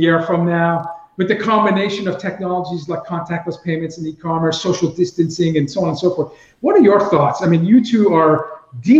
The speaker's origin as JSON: {"language": "English", "town": "Boston", "region": "Massachusetts", "country": "United States", "tie": "born or raised there", "said": "growing up in Boston"}